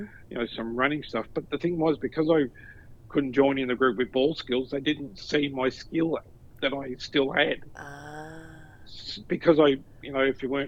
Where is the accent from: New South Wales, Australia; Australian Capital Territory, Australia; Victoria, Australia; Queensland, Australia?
New South Wales, Australia; Newcastle; now in Melbourne, Australia; Newcastle born and bred